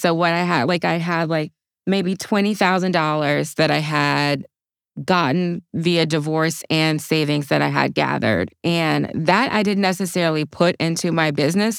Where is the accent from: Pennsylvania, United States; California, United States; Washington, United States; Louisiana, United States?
Louisiana, United States; Opelousas; I grew up in a small town called Opelousas, Louisiana.